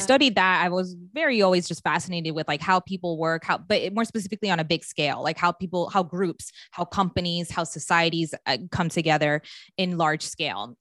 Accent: Maryland, United States; moved away; I grew up in Maryland

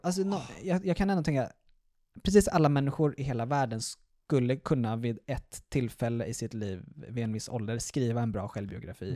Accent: Stockholm, Stockholm County, Sweden; moved away as an adult; also born or lived in Malmö; jag är alltså uppvuxen och, i Stockholm

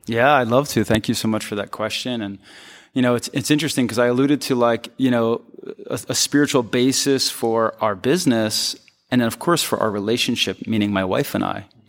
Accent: Philadelphia, Pennsylvania, United States; moved away as an adult; also born or lived in Chicago / New York; I'm from Philly, I'm from the East Coast, that's where I grew up

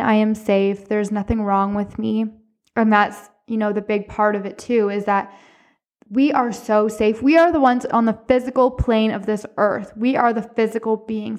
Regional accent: Cornwall, Ontario, Canada; I'm from Cornwall, Ontario

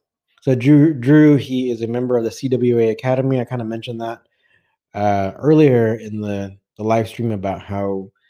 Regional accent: India; I'm actually an Indian, but when I learned about catch wrestling, I literally fell in love with it

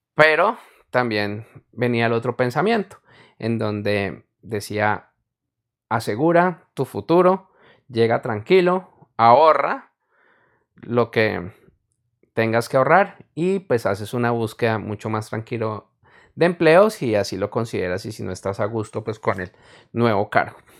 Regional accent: Colombia; En mi país, Colombia, no neva

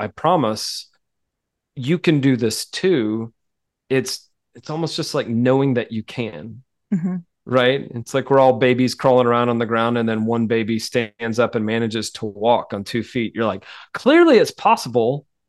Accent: the South, United States; I mean, I'm a Southerner, like I'm polite to a fault sometimes.

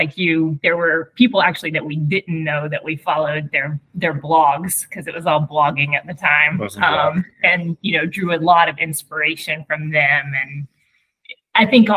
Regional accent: United States; I grew up in the United States

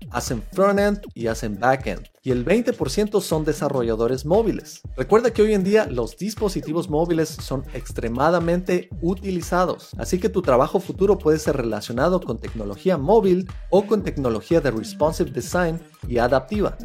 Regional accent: Ecuador; Para Ecuador, de donde vengo

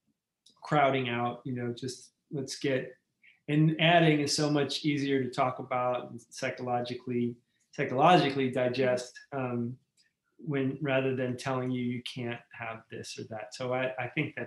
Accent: New York, United States; now in Arizona, United States; I'm from New York and all of those damp basements that I was in as a kid

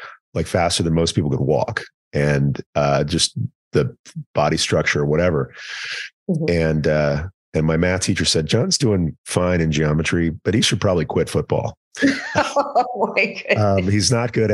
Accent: East Texas, United States; also born or lived in Commerce, Texas; I'm from East Texas, and like being a kid in small town Texas who's not good at sports

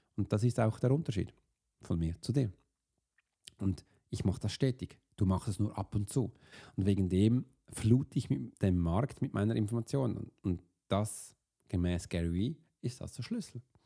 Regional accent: Switzerland; wir als Schweizer

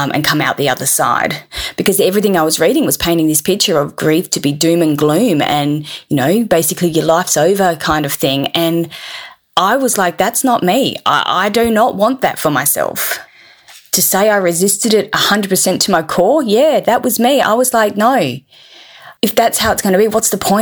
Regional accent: Perth, Western Australia, Australia; I'm 45 from Perth in Western Australia

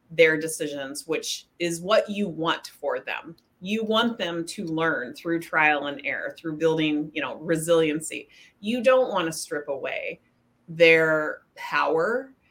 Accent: Spokane, Washington, United States; moved away; I was raised in Spokane, Washington

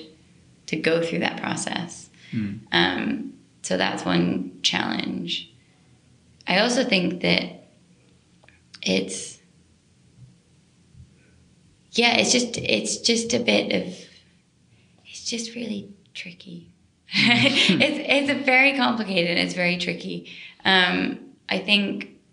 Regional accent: United States; moved away as an adult; now in London, United Kingdom; I'm from the States

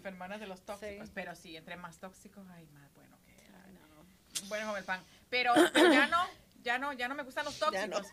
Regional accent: Costa Rica; moved away as an adult; now in United States; vivo en Estados Unidos hace 22 años, llegué aquí cuando tenía 19 de Costa Rica.

